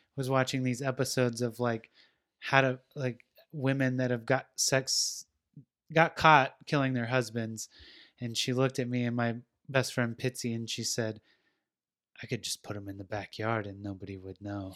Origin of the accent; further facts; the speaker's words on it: West Coast, United States; I'm from the West Coast